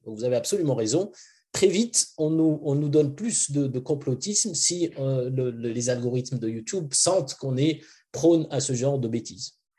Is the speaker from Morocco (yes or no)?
yes; Morocco; moved away; also born or lived in France / United States / Switzerland; Mon enfance était au Maroc